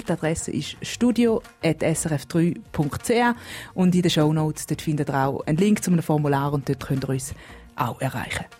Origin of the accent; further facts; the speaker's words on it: Switzerland; now in Kenya; ich als Schweizerin in Kenia